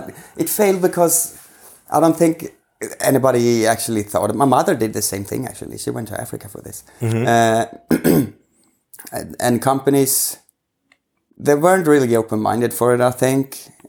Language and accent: English; Sweden; I'm from Sweden, of course.